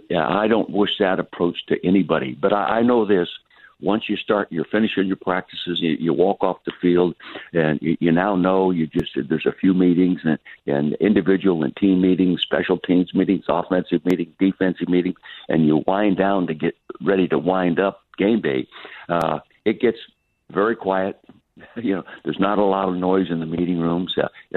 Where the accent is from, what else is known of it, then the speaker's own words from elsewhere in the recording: Calistoga, California, United States; it's the first time in my 84 years of life I haven't been in my hometown in Calistoga, the Napa Valley. No, I'm still in the East. I live permanently in the East